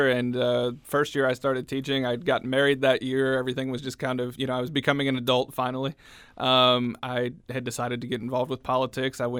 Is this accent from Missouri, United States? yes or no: yes; Washington, Missouri, United States; Uh, Washington. Okay. Been in Washington my whole life.